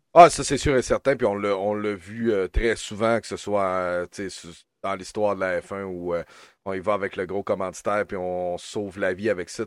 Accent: Quebec, Canada; chez nous au Québec

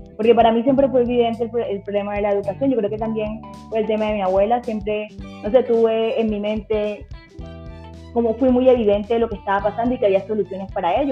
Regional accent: La Guajira, Colombia; yo vengo de La Guajira, así que realmente me inspiró mi origen también, el origen de muchos familiares, y de muchas compañeras de mi colegio

